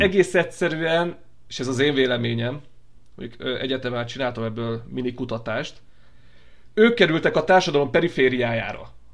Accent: Hungary

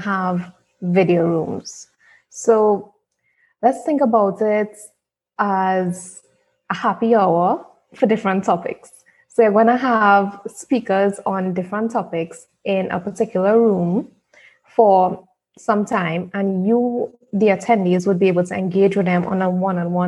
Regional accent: Trinidad & Tobago; I'm from Trinidad

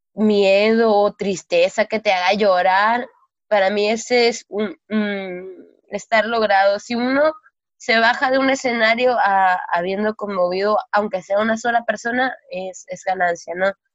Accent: Culiacancito, Sinaloa, Mexico; soy oriunda de Culiacancito

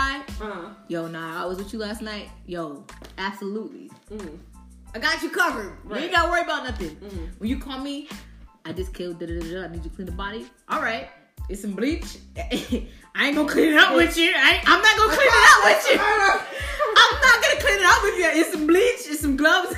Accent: Connecticut, United States; how we was raised in Connecticut

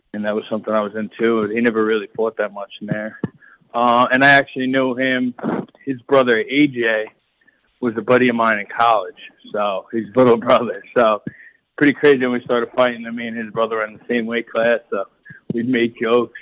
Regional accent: Long Island, New York, United States; the fans in my hometown

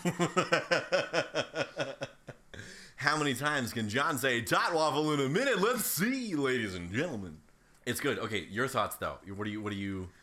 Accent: Ohio, United States; growing up in Ohio

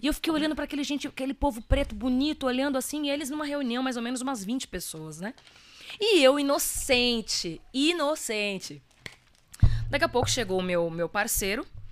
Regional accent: Ferraz de Vasconcelos, São Paulo, Brazil; also born or lived in Minas Gerais; eu sou cria do Alto Tietê

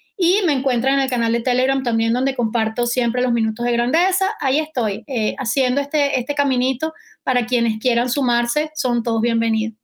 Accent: Valencia, Carabobo, Venezuela; en Valencia, de donde yo soy

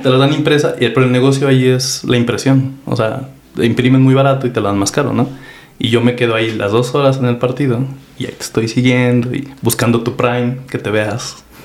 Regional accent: Apizaco, Tlaxcala, Mexico; tengo 34 años, de aquí a Pizaco, Tlaxcala

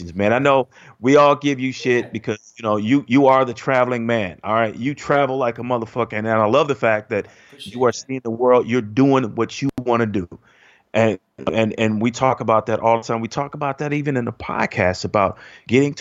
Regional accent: Chicago, Illinois, United States; moved away as an adult; I grew up in Chicago

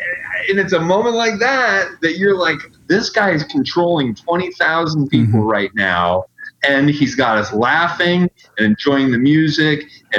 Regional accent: Canton, Ohio, United States; moved away as an adult; now in Delaware, United States; growing up in Canton

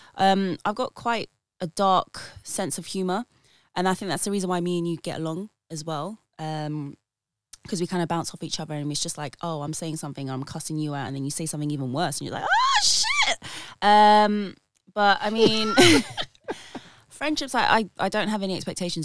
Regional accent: United Kingdom; I am a British born Filipina

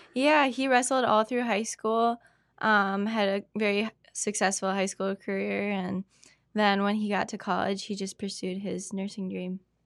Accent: Spooner, Wisconsin, United States; also born or lived in Cumberland, Wisconsin; Born and raised in Spooner, Wisconsin.

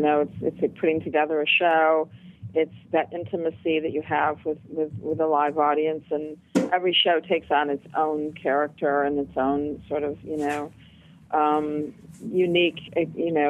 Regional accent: Flint, Michigan, United States; now in New York City, United States; I was born in Flint, Michigan, and in the 60s, it was a very thriving, you know, the Midwest was thriving

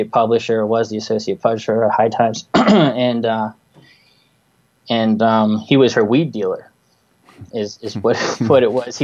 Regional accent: New Jersey, United States; I grew up in Jersey. That's where I am right now. Not far from Manhattan.

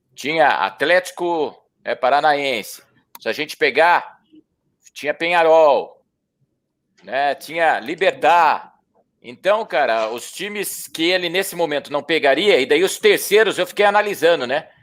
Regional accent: Bragança Paulista, São Paulo, Brazil; moved away as an adult; Eu sou nascido em Bragança Paulista, trabalhei por muitos anos na Rádio Bandeirantes em São Paulo

